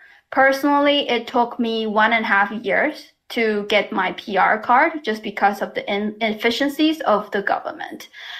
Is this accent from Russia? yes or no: no; China; now in Toronto, Canada; I am an immigrant myself, and I can speak to my experience. You know, growing up in China